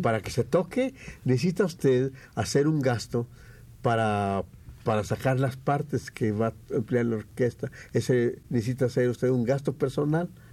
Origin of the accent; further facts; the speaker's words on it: Mexico; como buenos mexicanos